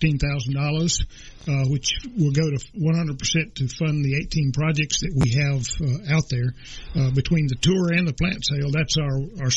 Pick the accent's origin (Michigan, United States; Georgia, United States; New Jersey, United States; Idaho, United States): Georgia, United States; Cobb County; I grew up in Cobb County, Georgia